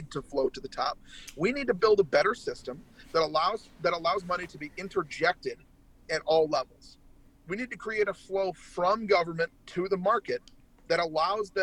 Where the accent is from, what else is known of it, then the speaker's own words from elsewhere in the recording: United States; also born or lived in Minnesota / Braintree, Massachusetts (ancestry); as long as I'm living and breathing, I'm an American